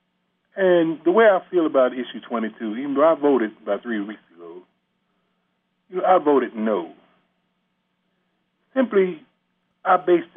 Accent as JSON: {"language": "English", "town": "Cincinnati", "region": "Ohio", "country": "United States", "tie": "born or raised there", "said": "My mother moved to Avondale, Lincoln, when I was 9 years old."}